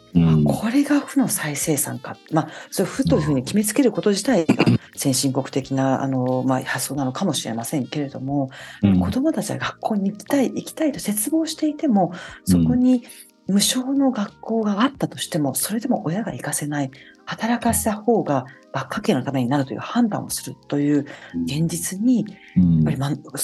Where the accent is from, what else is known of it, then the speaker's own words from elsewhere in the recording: Tama, Tokyo, Japan; 私日本で育って生まれて、あるいはまあ多摩ニュータウンに生まれて